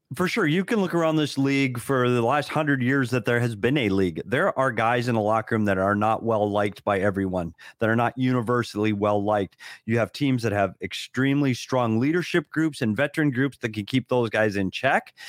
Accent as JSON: {"language": "English", "country": "United States", "said": "as an American, working around a bunch of Canadians all the time"}